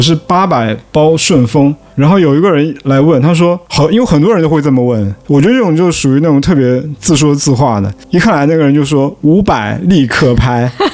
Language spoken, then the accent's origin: Chinese; Fuzhou, Fujian, China; moved away; 我就是福州人